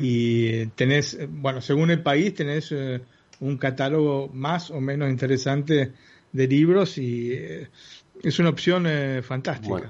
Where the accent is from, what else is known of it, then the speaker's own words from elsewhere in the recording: Argentina; una típica, familia italo argentina